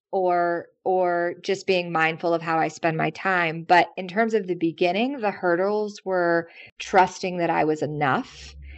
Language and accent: English; the South, United States; now in New York, United States; I'm from the South